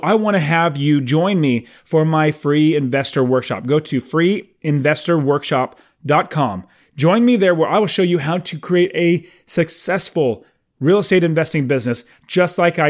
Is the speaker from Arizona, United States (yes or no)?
yes; Phoenix, Arizona, United States; I'm from Phoenix, but I'm in South Carolina on a four-week fantastic trip with my family